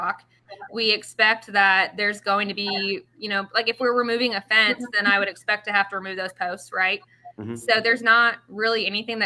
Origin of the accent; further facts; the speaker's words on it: Midwest, United States; We're from the Midwest